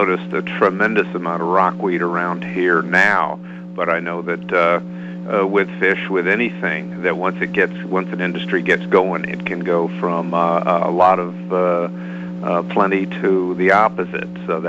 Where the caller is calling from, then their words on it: Tenants Harbor, Maine, United States; I'm calling from Tennant's Harbor.